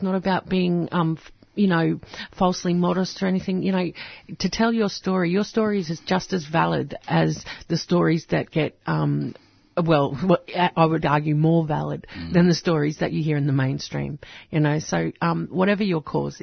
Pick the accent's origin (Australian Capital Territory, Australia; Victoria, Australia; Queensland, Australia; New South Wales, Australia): Queensland, Australia; central; the tin sheds that I went to school in.